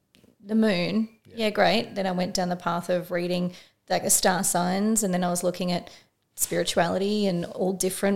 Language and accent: English; Frankston, Victoria, Australia; I grew up in Frankston